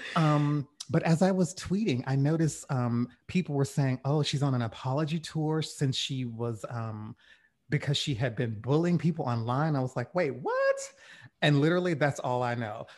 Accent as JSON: {"language": "English", "region": "rural Louisiana", "country": "United States", "tie": "born or raised there", "said": "I grew up in Louisiana, in rural Louisiana"}